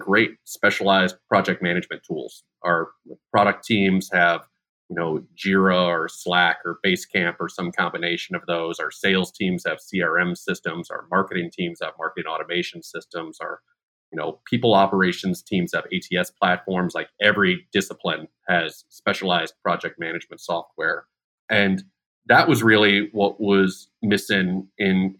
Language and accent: English; Chicago, Illinois, United States; moved away as an adult; also born or lived in Dallas, Texas; now in Bay Area, United States; I was born and raised in Chicago.